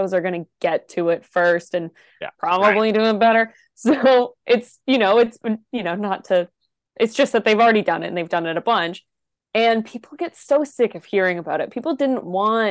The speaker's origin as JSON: {"language": "English", "town": "Toronto", "region": "Ontario", "country": "Canada", "said": "I was from Toronto"}